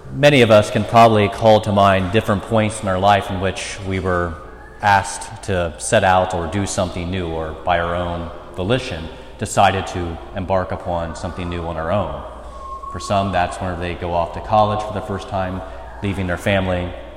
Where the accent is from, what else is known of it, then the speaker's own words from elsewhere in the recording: United States; moved away as an adult; I'm from Mercer County, never planned on leaving Mercer County, never planned on being more than 15 minutes from any of my family